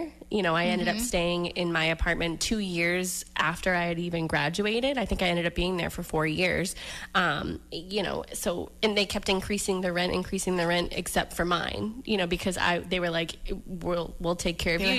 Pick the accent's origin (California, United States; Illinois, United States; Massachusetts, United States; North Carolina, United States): Massachusetts, United States; Weymouth; also born or lived in Florida; I grew up in Weymouth, grew up in Massachusetts, so, you know, I'm familiar with the area